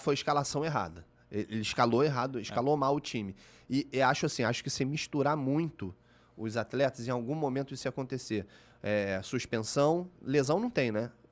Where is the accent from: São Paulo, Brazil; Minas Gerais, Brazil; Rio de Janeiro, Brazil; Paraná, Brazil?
Rio de Janeiro, Brazil; eu sou da Barra da Tijuca, uhum. eu nasci na Barra